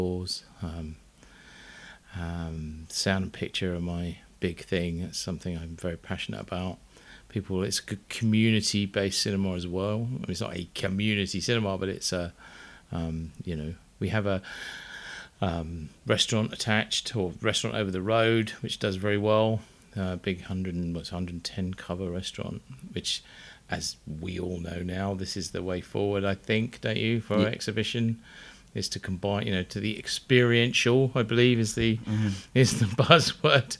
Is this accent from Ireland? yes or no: no; Uckfield, South East England, United Kingdom; born or raised there